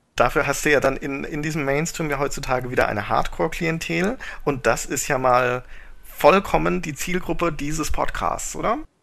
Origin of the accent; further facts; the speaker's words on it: Germany; als Deutscher